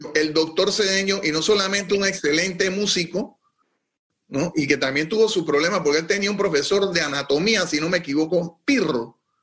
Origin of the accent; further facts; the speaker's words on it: Panama; moved away as an adult; also born or lived in New York; como panameño